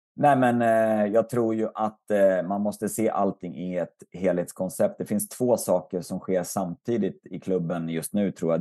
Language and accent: Swedish; Västerås, Västmanland, Sweden; i stort sett ända sedan jag kom till Västerås, eh, flyttade dit i tonåren